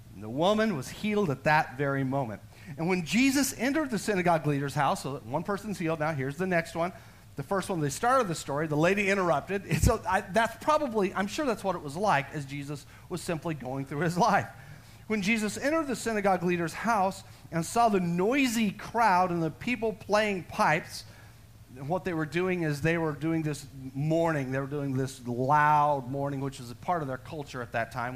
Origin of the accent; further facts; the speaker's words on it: Texas, United States; I'm, am a Texan. I'm a full blooded Texan.